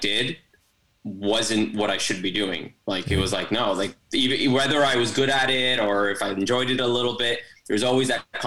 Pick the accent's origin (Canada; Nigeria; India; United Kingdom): Canada; Toronto, Ontario; I'm from Toronto, Canada